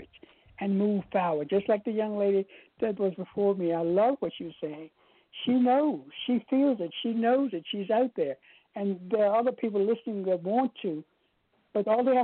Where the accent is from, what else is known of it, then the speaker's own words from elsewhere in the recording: Goochland, Virginia, United States; now in Richmond, United States; my hometown, Gooseland, Virginia.